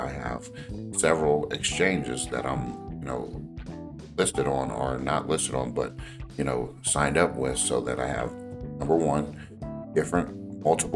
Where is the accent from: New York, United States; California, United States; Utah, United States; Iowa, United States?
California, United States; Los Angeles; I grew up and lived in the Los Angeles area